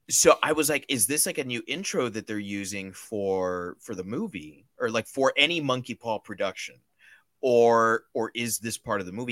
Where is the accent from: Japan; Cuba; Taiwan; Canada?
Cuba